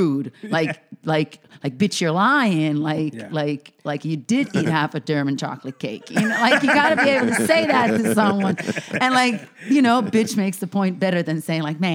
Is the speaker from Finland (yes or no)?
yes; Finland; moved away; I'm originally from Finland.